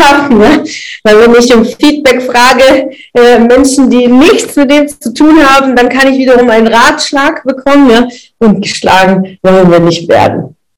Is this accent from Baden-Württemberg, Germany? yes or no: yes; das Ländle, Baden-Württemberg, Germany; so ein Schmeckle, sagen wir bei uns im Ländle